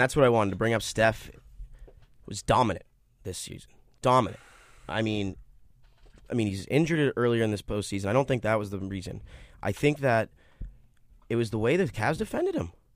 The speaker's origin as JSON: {"language": "English", "town": "Boston", "region": "Massachusetts", "country": "United States", "moved": "yes", "lives_now": "New York, United States", "said": "I'm from Boston"}